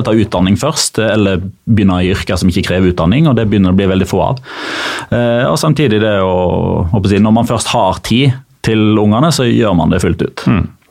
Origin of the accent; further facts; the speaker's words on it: Norway; fordi jeg er norsk.